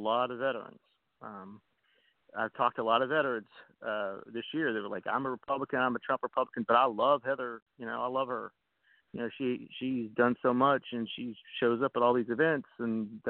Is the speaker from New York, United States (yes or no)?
no; Elizabethtown, Kentucky, United States; my hometown in E-Town